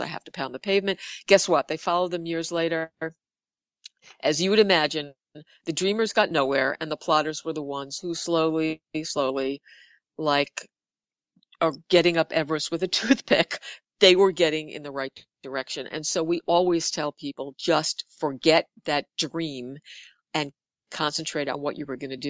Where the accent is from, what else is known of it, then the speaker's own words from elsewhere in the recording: New York City, New York, United States; we're two girls from the Bronx who started an ad agency